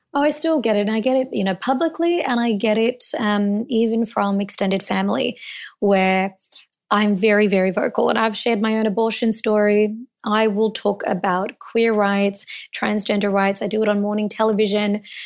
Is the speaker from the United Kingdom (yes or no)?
no; Melbourne, Victoria, Australia; I was born in Melbourne, and I was born to Indian immigrants